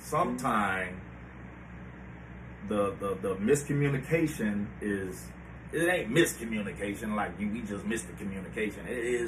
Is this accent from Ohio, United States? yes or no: yes; Cleveland, Ohio, United States